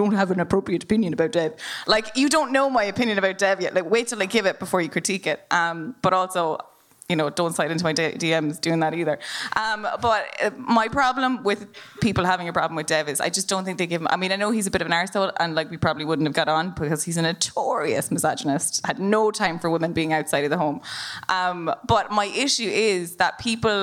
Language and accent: English; Leinster, Ireland; I'm come from Laois, which is the most, you know, we don't have a Gaeltacht in Laois